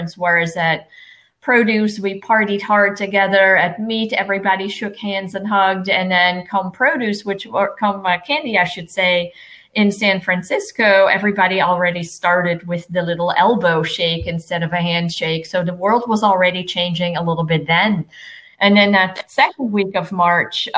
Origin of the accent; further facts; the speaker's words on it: Netherlands; now in Lakeland, United States; originally, I am from the Netherlands, and my family still lives there.